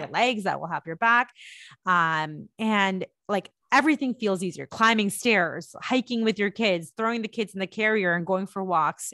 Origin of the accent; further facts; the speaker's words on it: India; moved away; I am an Indian woman and I am an immigrant